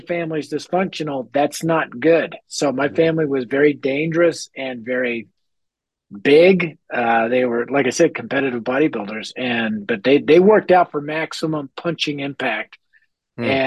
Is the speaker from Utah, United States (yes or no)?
no; Denver, Colorado, United States; I grew up in North Denver, which at the time, now it's been gentrified, but at the time it was the highest crime rate area in our city.